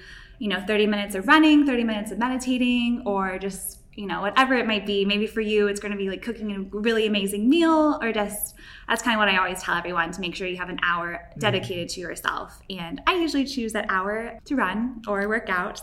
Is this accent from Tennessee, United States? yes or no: yes; Nashville, Tennessee, United States; moved away as an adult; also born or lived in Hawaii; I grew up in Nashville, Tennessee, and lived there up until I was 18